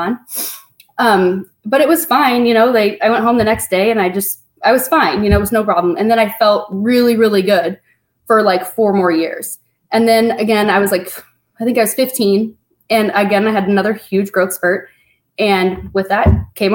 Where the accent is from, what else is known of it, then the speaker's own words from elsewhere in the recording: Spokane, Washington, United States; I was born here in Spokane